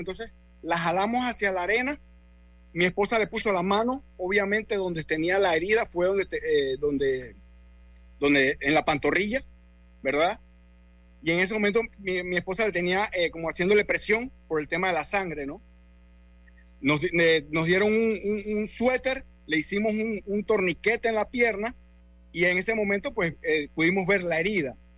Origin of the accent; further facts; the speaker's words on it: Colón, Panama; moved away as an adult; now in United States; yo soy de Colón